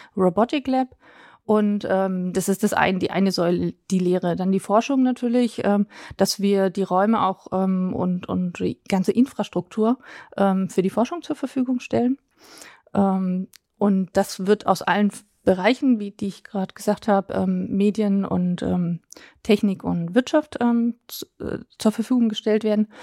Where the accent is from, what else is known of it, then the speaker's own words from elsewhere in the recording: Berlin, Germany; also born or lived in near Dietenhofen, Bavaria; now in Dietenhofen area, Germany; für mich als Berliner Pflanze